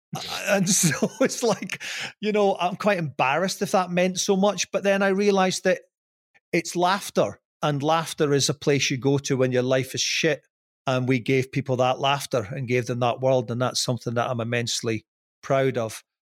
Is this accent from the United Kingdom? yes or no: yes; Scotland, United Kingdom; I'm Scottish